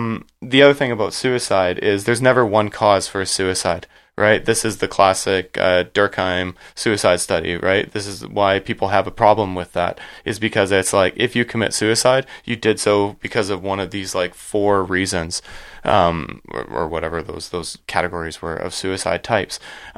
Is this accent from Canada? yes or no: yes; Canada; I called it in my research hanging up the skates because we're Canadian.